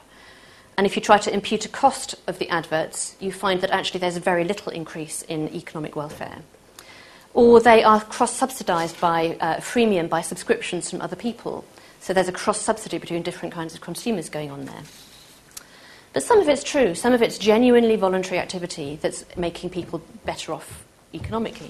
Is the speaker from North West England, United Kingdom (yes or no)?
yes; Manchester, North West England, United Kingdom; I'm from Manchester